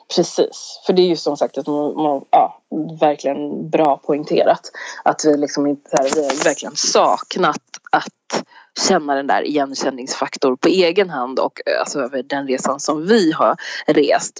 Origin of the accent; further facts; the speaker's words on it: Sweden; vi är svenskar